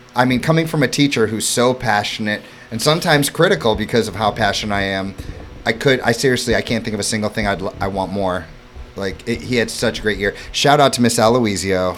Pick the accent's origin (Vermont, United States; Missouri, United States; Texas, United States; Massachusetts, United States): Missouri, United States; St. Louis; also born or lived in Florida / New York City; now in Hammonton, United States; growing up in St. Louis, Missouri